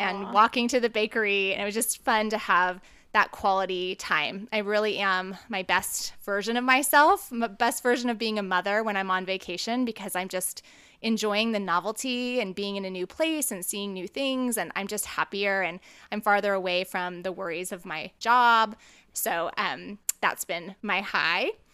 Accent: California, United States; moved away; I was born in California, so it sort of feels like my homeland in a lot of ways

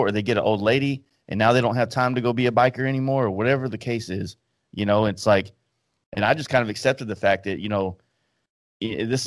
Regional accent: Dallas, Texas, United States; I'm from Dallas

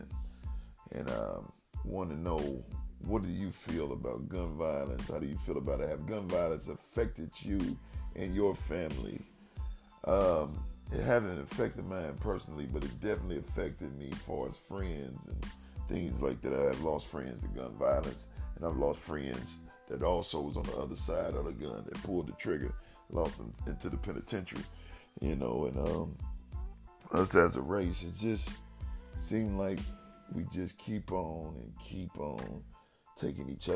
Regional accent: Dayton, Ohio, United States; my hometown, Dayton, Ohio

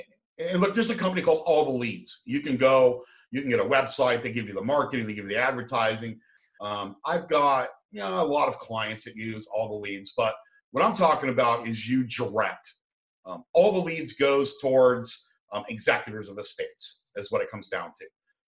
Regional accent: San Diego, California, United States; I come from San Diego. We got a big retirement area up there too.

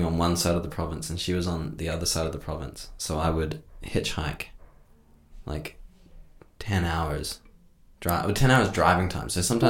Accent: Australia; also born or lived in New Zealand; we moved to Australia from New Zealand because I was born in New Zealand.

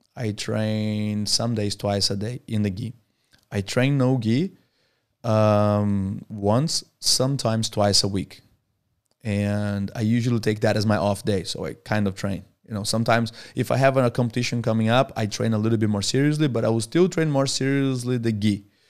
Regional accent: Brazil; moved away as an adult; now in Australia; I was born in Brazil and I lived in Brazil until I was twenty-one. Then I moved to Australia

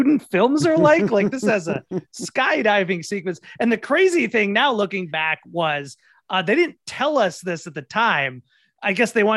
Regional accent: Minnesota, United States; I'm from Minnesota

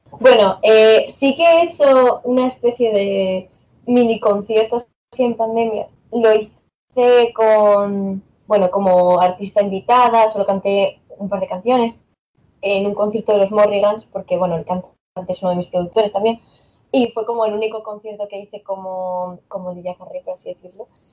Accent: Asturias, Spain; yo soy de aquí de Asturias

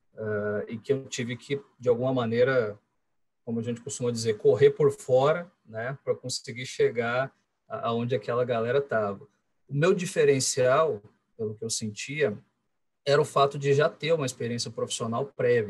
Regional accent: interior of Paraná, Brazil; now in Curitiba, Brazil; nascido em Curitiba, curitibano é, de, de, coração e hoje de, de, moradia também, de morada. É, quando criança, um pouquinho antes dos 10 anos, acabei mudando para o interior do, do Paraná com a família

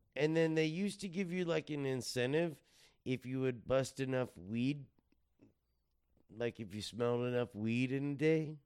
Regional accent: Fontana, California, United States; also born or lived in Riverside, California; I was born in Riverside, grown up in Fontana

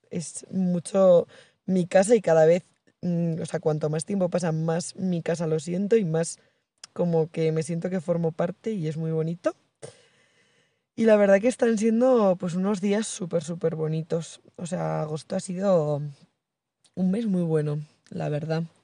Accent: Urdiain, Navarre, Spain; Y el resto de agosto he estado en mi pueblo, Urdiain.

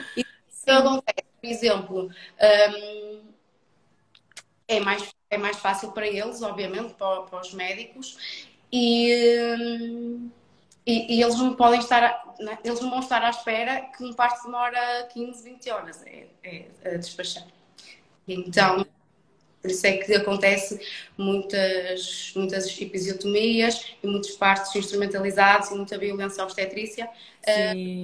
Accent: Felgueiras, Norte, Portugal; sou, sou do, do Norte, sou de Felgueiras, um, ehm, do Conselho do, do Porto

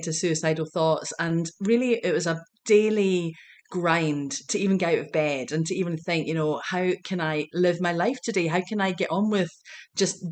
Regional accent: Glasgow, Scotland, United Kingdom; moved away as an adult; now in United States; growing up in Glasgow, Scotland

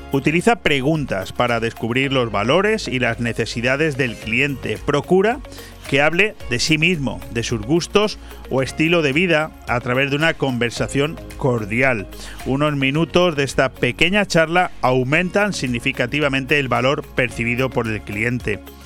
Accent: Benidorm, Valencian Community, Spain; los que somos oriundos de Venidor

